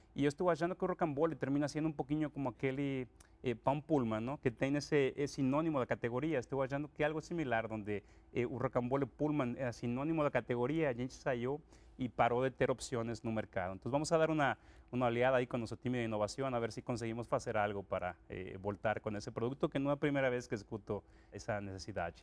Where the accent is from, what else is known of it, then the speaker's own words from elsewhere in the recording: Acapulco, Guerrero, Mexico; Portuguese is a second language; moved away as an adult; now in Brazil; eu sou mexicano, eu eh, sou de Acapulco originalmente, e eu estudei lá no México